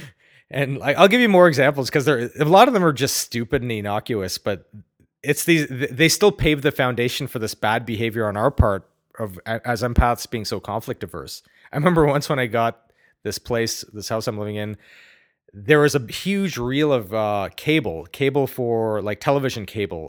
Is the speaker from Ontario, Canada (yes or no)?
yes; Ottawa, Ontario, Canada; growing up in Ottawa, great place by the way